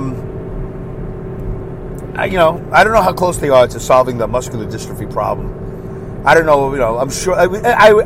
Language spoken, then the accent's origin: English; New York City, New York, United States; as a New Yorker growing up in Brooklyn